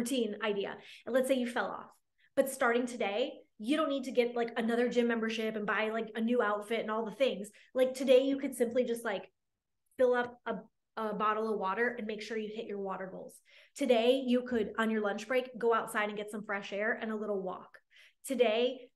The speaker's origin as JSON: {"language": "English", "region": "Michigan", "country": "United States", "tie": "born or raised there", "moved": "yes", "lives_now": "Dallas, United States", "said": "I live here in Dallas, and my family, I grew up in Michigan."}